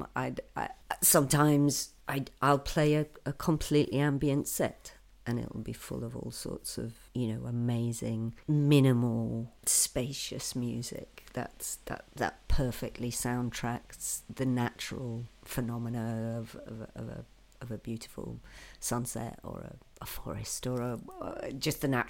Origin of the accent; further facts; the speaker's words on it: the Northeast, North East England, United Kingdom; I'm from the Northeast